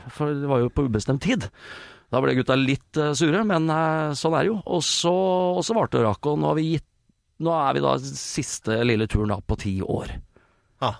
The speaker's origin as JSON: {"language": "Norwegian", "town": "Sarpsborg", "region": "Østfold", "country": "Norway", "tie": "born or raised there", "said": "Jeg er oppvokst i Sarpsborg."}